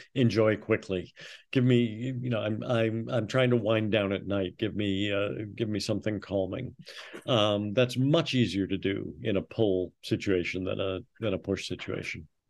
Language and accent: English; Minneapolis, Minnesota, United States; I grew up in Minneapolis